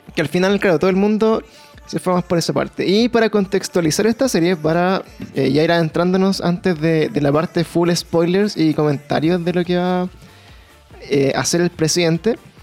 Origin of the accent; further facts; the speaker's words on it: Chile; para nosotros como chilenos